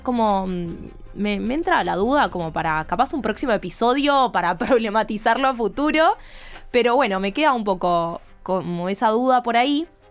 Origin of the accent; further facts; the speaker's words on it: Argentina; nosotras que somos de Argentina